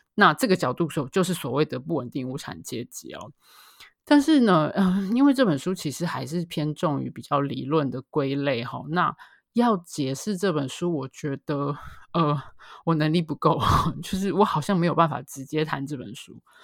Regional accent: Taiwan; 住在所谓的眷村里面

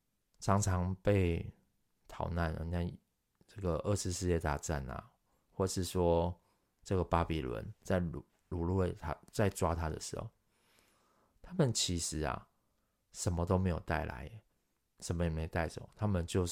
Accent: Taiwan; 如今传到我们台湾人、亚洲人、中国人的身上，我们其实也要好好的把它传传递下去。

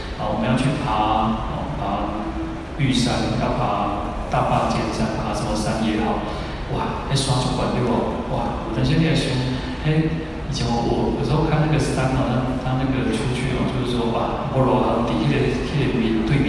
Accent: Taiwan; 台湾的寺庙非常的多了，我们宗教其实还蛮兴盛的

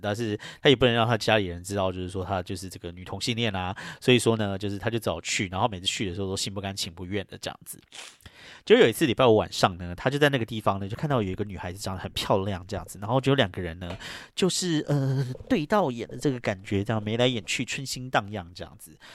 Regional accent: Taiwan; moved away as an adult; now in New York, United States; 我一个就是这种在台湾出生长大的本土台湾人移民到这边来的

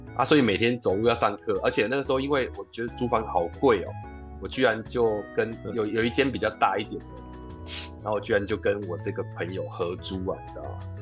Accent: Tainan, Taiwan; moved away as an adult; also born or lived in Taipei / Tamsui; 我个人刚好是台南人到台北来，也今年已经二十几年了

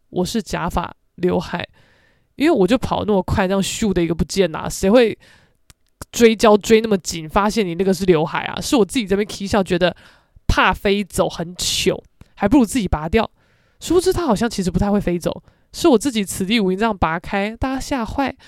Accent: Keelung, Taiwan; now in Taipei, Taiwan; 算我基隆人啦，但我真的是在台北打滚这几年，不是滚假的吧？

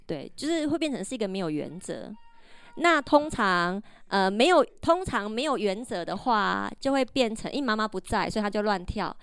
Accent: Taiwan; 我们台湾人

